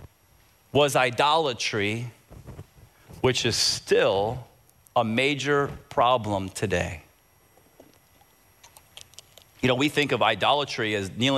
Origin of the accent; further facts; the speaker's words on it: Tampa, Florida, United States; I grew up in Tampa, and I loved soccer growing up.